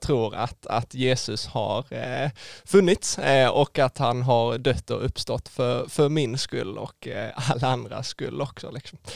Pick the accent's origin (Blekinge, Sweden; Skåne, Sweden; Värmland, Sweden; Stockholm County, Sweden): Skåne, Sweden; där jag växte upp eh, hemma i Skåne då ute på, på landsbygden med, med min familj